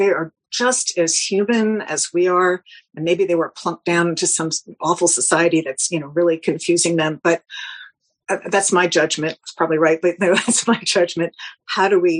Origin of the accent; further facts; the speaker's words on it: New York, United States; I'm a New Yorker